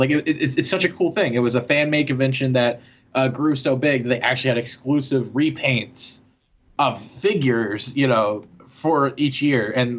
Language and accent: English; Louisville, Kentucky, United States; my home state of Louisville, Kentucky.